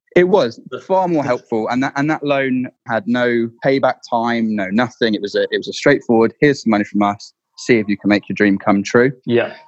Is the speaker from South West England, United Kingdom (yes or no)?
yes; Dorset, South West England, United Kingdom; I grew up in Dorset.